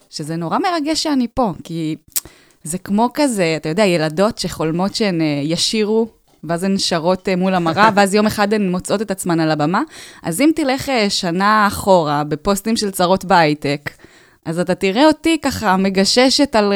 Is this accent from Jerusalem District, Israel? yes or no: no; Tel Aviv, Tel Aviv District, Israel; כן, אני מתל אביב.